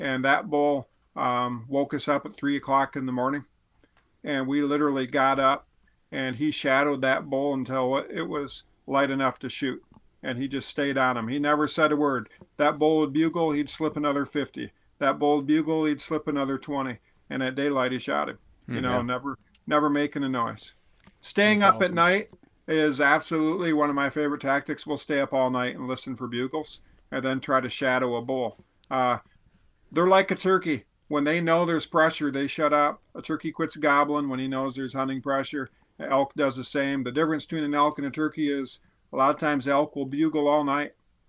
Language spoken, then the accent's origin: English; Midwest, United States; And one of the mistakes we make as a Midwesterner or whatever, a guy who doesn't live with elk